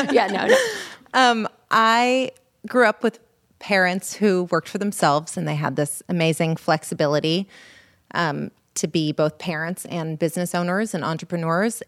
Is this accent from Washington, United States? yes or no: no; Los Angeles, California, United States; also born or lived in Berkeley; I grew up in Los Angeles